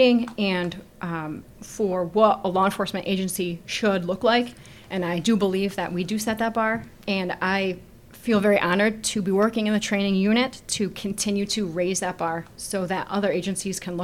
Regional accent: Schenectady and Albany area, New York, United States; moved away as an adult; Originally, I'm from the Schenectady and Albany area.

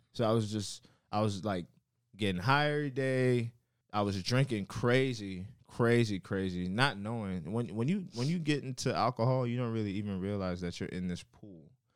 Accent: Miami, Florida, United States; also born or lived in Carol City; I'm from Miami, Florida.

